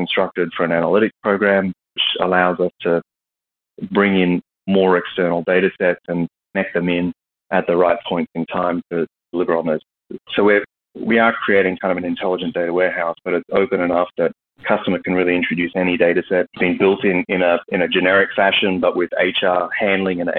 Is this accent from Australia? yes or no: yes; Australia; moved away as an adult; now in Texas, United States; I'm originally Australian and moved here after a couple acquisitions of SuccessFactors and SAP a few years ago and moved to Texas